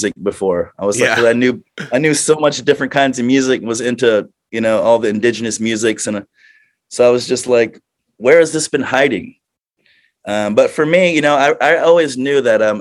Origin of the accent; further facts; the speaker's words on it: Florida, United States; growing up in Florida, it's just you grow up in a party world